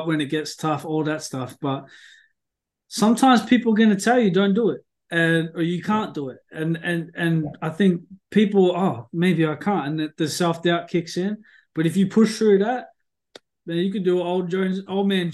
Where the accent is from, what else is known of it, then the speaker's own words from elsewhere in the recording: Sunbury, Victoria, Australia; the town I grew up in Sunbury